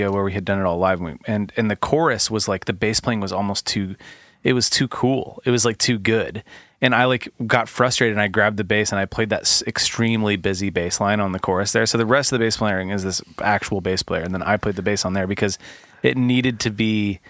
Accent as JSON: {"language": "English", "area": "the Northwest", "region": "Pacific Northwest", "country": "United States", "tie": "born or raised there", "moved": "yes", "said": "I grew up in the Northwest"}